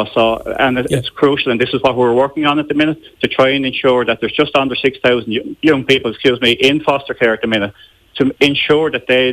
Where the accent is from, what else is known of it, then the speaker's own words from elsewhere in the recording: Wexford, Leinster, Ireland; This is a strange thing, because I'm from Wexford, the Cork area, we actually cover the Wexford area as well.